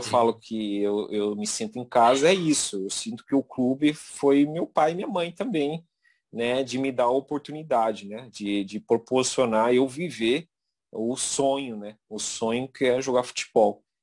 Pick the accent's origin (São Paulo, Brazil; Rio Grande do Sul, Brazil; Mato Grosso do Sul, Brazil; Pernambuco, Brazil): Mato Grosso do Sul, Brazil; moved away; quando saí de Mato Grosso do Sul, foi que me deu a oportunidade de fazer aquilo que, que amo fazer, que é jogar futebol, né?